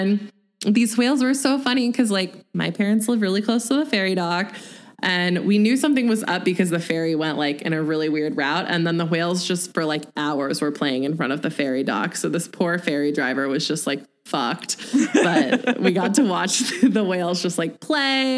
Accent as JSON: {"language": "English", "region": "Pacific Northwest", "country": "United States", "tie": "born or raised there", "said": "we grew up in the Pacific Northwest"}